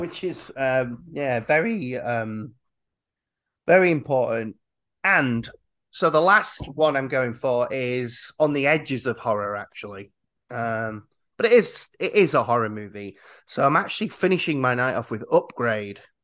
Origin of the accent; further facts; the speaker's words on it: Yorkshire and the Humber, United Kingdom; I'm from Yorkshire